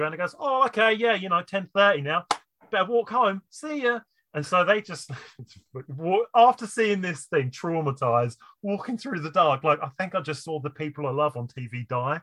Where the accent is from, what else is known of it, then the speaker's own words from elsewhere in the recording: United Kingdom; as a British person